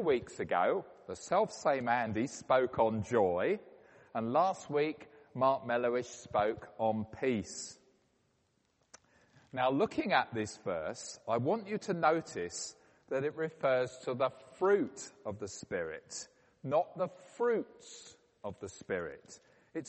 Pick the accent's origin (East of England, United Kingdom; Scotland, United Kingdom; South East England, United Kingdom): South East England, United Kingdom; Woking; my hometown of Woking